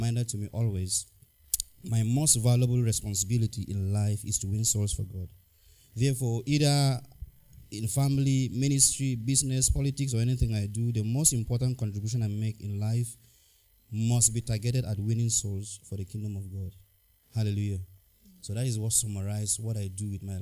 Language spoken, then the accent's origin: English; Plateau, Nigeria; I'm from Plateau State, Nigeria